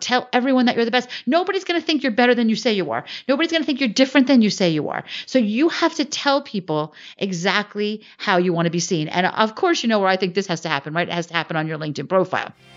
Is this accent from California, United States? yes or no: no; Northern New Jersey, United States; I grew up in Northern New Jersey.